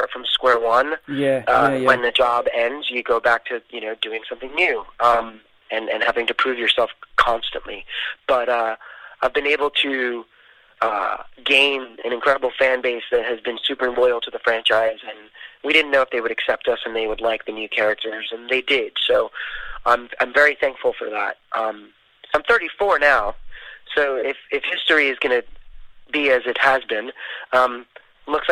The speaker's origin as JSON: {"language": "English", "town": "New York City", "region": "New York", "country": "United States", "moved": "as an adult", "lives_now": "Los Angeles, United States", "said": "I'm originally from New York City, South Bronx, Puerto Rican. Moved to Los Angeles, became an adult"}